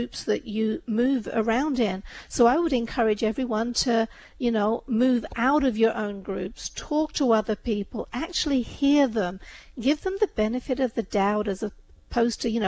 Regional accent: India; I'm from India

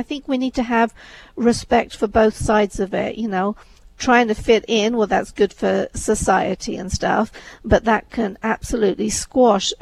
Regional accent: England, United Kingdom; moved away as an adult; also born or lived in Wales; My background is Indian. I was brought up in England. I went to college in Wales.

